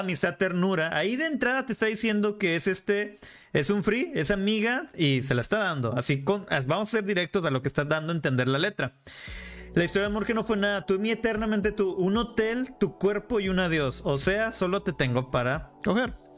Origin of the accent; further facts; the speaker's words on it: Monterrey, Nuevo León, Mexico; yo nací en Monterrey